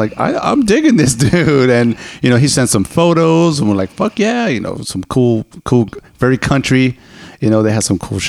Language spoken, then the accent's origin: English; East Coast, United States; I'm a hardcore East Coaster